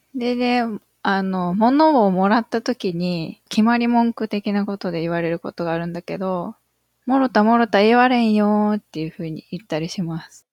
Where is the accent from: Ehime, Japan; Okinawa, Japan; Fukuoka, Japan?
Ehime, Japan; Iyo; born or raised there; accent: Iyo dialect